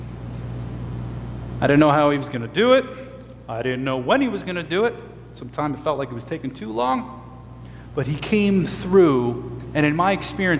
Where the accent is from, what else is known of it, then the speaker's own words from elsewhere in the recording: United States; I am an American